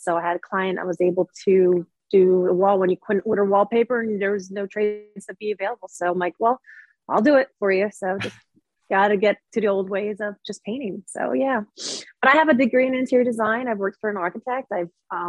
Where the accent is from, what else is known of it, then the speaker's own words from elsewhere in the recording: Philadelphia, Pennsylvania, United States; also born or lived in Seattle, Washington; now in Charleston, United States; My both parents are from Brazil. But I was born in Philadelphia